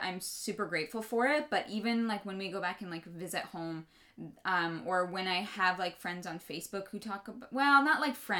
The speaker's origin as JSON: {"language": "English", "town": "Calgary", "region": "Alberta", "country": "Canada", "tie": "born or raised there", "said": "we grew up in Calgary, Alberta"}